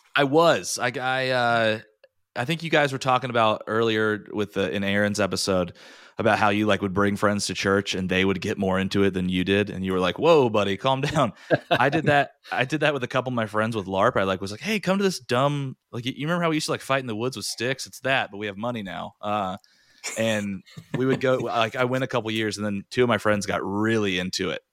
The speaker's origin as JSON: {"language": "English", "town": "Raleigh", "region": "North Carolina", "country": "United States", "tie": "born or raised there", "also_born_or_lived": "New York", "moved": "as an adult", "said": "born and raised in Raleigh"}